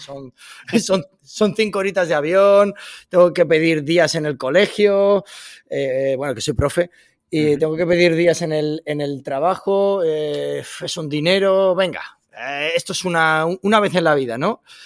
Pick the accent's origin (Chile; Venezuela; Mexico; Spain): Spain; Madrid, Community of Madrid; moved away as an adult; now in Washington, United States; llevo aquí viviendo en Washington ya tres años y medio y yo soy de Madrid